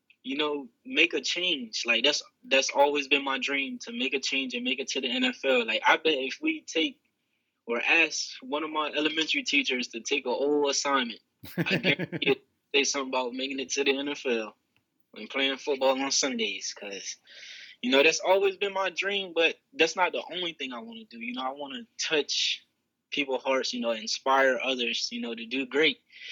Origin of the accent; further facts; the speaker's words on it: Bridgeville, Delaware, United States; also born or lived in Slaughter Neck, Delaware; I'm actually from Coverdale Crossroads down in Bridgeville, Delaware. That's where my family is from, in Slaughter Neck